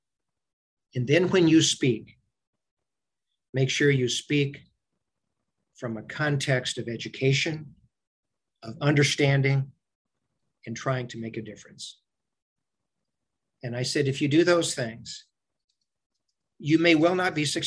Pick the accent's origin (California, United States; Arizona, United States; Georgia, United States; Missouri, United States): Missouri, United States; Macon; my hometown